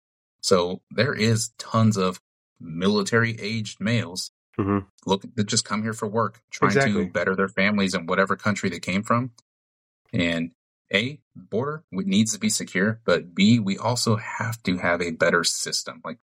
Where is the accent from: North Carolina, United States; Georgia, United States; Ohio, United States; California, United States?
California, United States; Central; I grew up in Central California, surrounded by farmland.